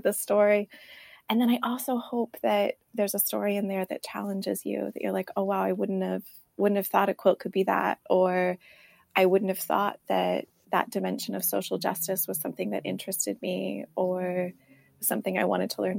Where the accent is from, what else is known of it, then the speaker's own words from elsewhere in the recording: right outside of San Francisco, California, United States; I grew up right outside of San Francisco in California.